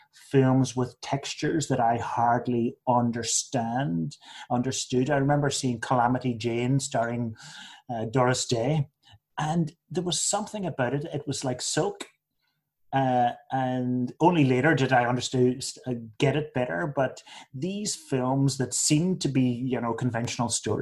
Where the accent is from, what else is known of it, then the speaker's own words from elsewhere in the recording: Northern Ireland, United Kingdom; also born or lived in England; I was born in England, but we only lived there for 2 months, and so my whole everything of my upbringing was Northern Ireland